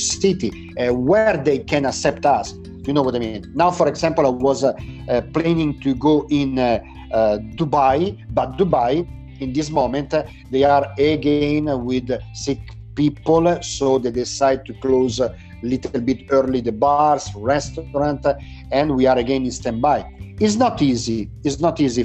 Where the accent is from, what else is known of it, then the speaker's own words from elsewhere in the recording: Lodi, Lombardy, Italy; English is a second language; Now I'm in Lodi. My hometown is close to Milano, actually. It's half an hour far from Milano, south from Milano